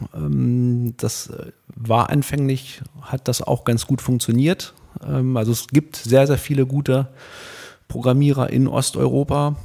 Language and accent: German; Hildesheim, Lower Saxony, Germany; ich bin hier in Hildesheim geboren, äh, 1977